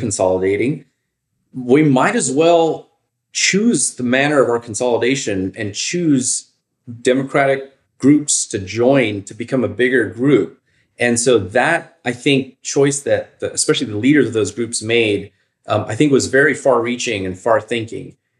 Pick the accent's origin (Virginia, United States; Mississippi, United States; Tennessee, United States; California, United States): Virginia, United States; Northern; moved away as an adult; also born or lived in Chicago; I'm originally from Virginia. I grew up in Northern Virginia